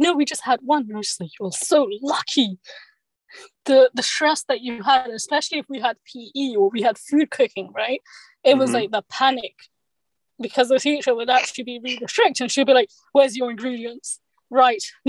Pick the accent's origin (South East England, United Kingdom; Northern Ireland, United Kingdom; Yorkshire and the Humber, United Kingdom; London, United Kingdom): London, United Kingdom; I'm born here in the United Kingdom, in London, England